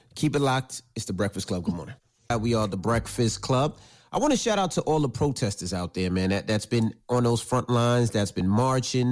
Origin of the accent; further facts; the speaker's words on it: New York City, New York, United States; growing up in New York